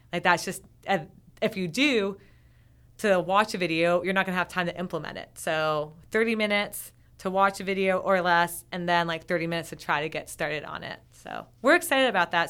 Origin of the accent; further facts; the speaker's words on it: Vermont, United States; I'm from Vermont.